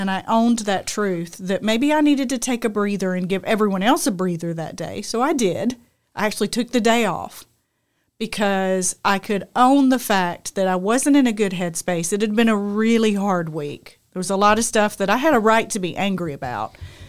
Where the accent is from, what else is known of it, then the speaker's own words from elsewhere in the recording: United Kingdom; Because I'm British.